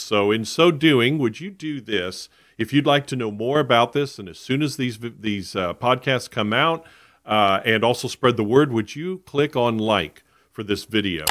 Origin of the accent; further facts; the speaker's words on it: South Florida, United States; I was born and raised in Florida. I grew up in South Florida.